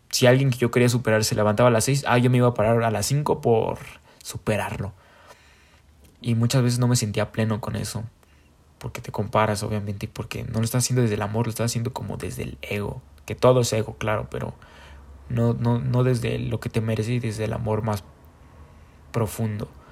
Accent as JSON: {"language": "Spanish", "country": "Mexico", "said": "como somos mexicanos"}